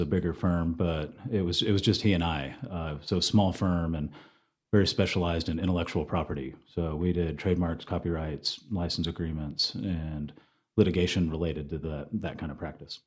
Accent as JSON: {"language": "English", "town": "Flower Mound", "region": "Texas", "country": "United States", "tie": "born or raised there", "also_born_or_lived": "Denton, Texas / Austin, Texas", "moved": "as an adult", "lives_now": "Amarillo, United States", "said": "I'm from Denton originally and grew up in Flower Mound."}